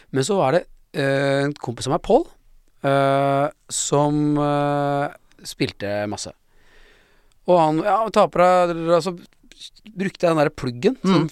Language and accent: Norwegian; Oslo, Norway; Jeg kom fra Lambertseter